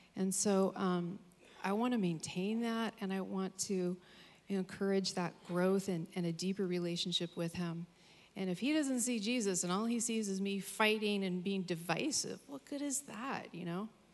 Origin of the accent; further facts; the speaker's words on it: Capitola, California, United States; moved away; I'm originally from Capitola